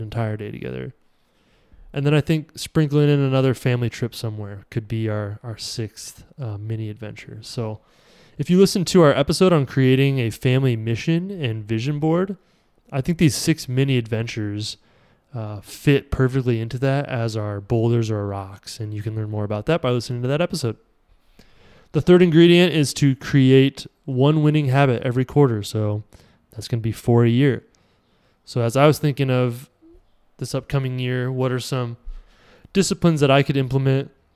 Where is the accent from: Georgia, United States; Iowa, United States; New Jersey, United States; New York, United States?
Iowa, United States; I'm from Iowa